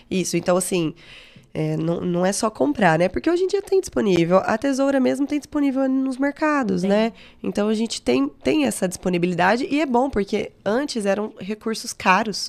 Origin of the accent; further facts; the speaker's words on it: Uberaba, Minas Gerais, Brazil; sou de Uberaba, fiz a federal